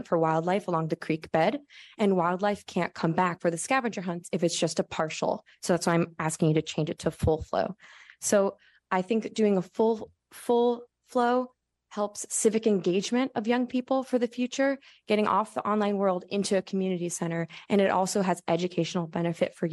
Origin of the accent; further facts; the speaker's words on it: San Francisco and Berkeley, California, United States; I grew up in San Francisco and Berkeley, and I'm a current resident